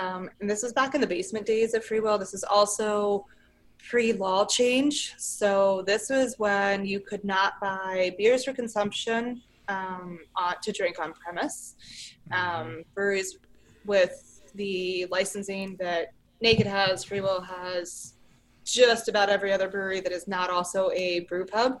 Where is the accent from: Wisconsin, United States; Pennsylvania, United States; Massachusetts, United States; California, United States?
Pennsylvania, United States; Harrisburg; also born or lived in Hershey, Pennsylvania; I grew up in Harrisburg and then I lived in Hershey